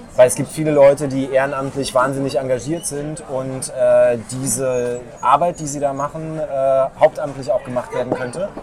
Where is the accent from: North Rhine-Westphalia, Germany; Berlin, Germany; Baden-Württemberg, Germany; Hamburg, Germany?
Berlin, Germany; Aber bin in Lichtenberg aufgewachsen